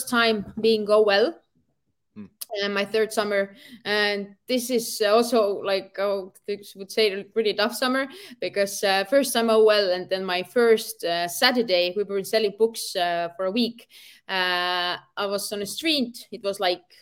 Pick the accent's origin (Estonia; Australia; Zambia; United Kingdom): Estonia; I'm from Europe